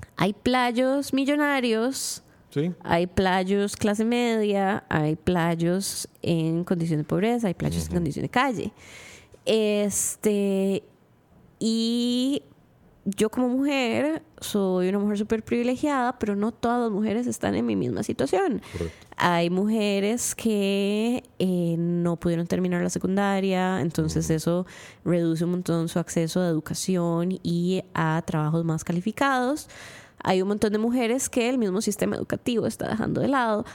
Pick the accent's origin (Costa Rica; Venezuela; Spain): Costa Rica; los ticos tenemos este delirio de que somos blancos españoles